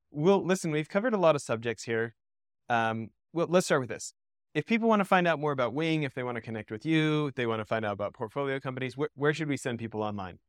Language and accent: English; Canada; I grew up in Canada